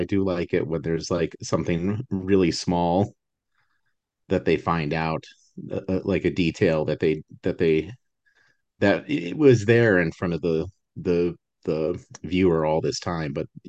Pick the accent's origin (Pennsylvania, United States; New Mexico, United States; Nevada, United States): New Mexico, United States; Albuquerque; I grew up in Albuquerque, where both of them are filmed.